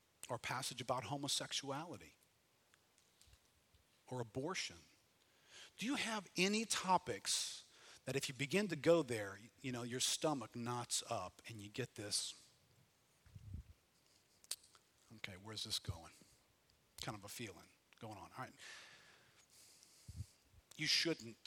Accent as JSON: {"language": "English", "town": "New Orleans", "region": "Louisiana", "country": "United States", "tie": "born or raised there", "said": "I grew up in New Orleans"}